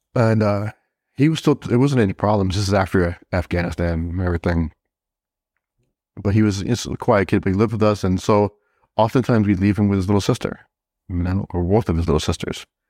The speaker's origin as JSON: {"language": "English", "town": "Southbridge", "region": "Massachusetts", "country": "United States", "tie": "born or raised there", "also_born_or_lived": "Brooklyn, New York", "said": "I grew up in, in a little town in Massachusetts called Southbridge"}